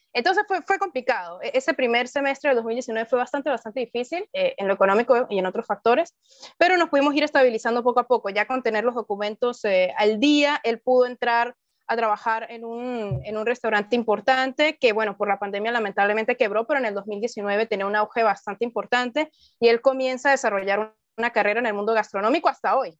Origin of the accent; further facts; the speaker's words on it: San Cristóbal, Táchira, Venezuela; moved away as an adult; now in Lima, Peru; en mi ciudad natal, en San Cristóbal, que es la capital del estado Táchira